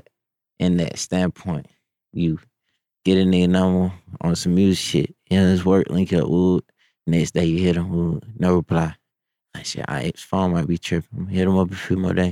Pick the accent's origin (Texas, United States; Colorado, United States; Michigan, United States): Texas, United States; Humble; moved away as an adult; now in Atlanta, United States; I was from Humble